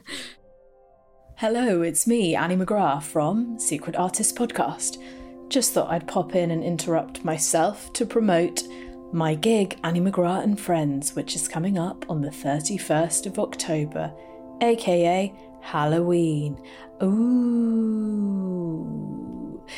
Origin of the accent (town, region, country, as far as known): United Kingdom